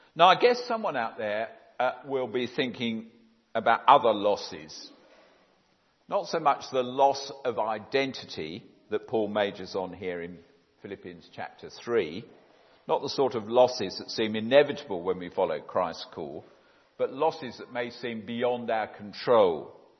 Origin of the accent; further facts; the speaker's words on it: Epsom, South East England, United Kingdom; also born or lived in Oxford; I'm very much a Surrey person. I was brought up in Epsom, the other end of the county, uh, since the age of six.